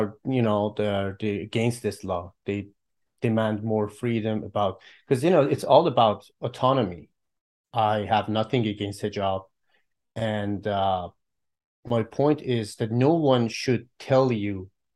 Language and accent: English; Tehran, Tehran Province, Iran; now in Toronto, Canada; I'm originally from Iran, and I was born and raised in Tehran, the capital, and I'm proudly an Iranian.